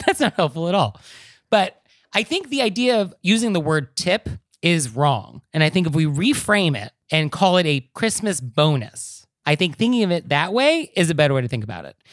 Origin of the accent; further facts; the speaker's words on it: Marin County, California, United States; growing up in Marin County, like I did